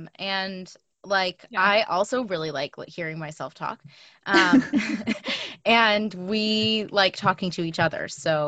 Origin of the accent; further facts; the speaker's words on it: New York City, New York, United States; moved away as an adult; also born or lived in Montreal; now in Toronto, Canada; I am also not a native Torontonian. I'm from New York City, but I've been in Toronto for almost 6 years.